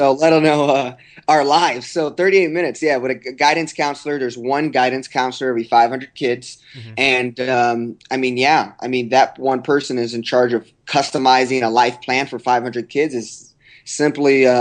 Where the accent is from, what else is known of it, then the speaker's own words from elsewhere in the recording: Texas, United States; also born or lived in Oklahoma; I'm from Texas, but I went to school at the University of Oklahoma